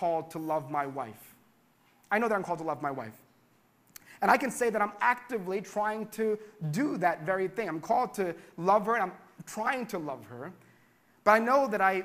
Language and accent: English; Philadelphia, Pennsylvania, United States; we're from Philadelphia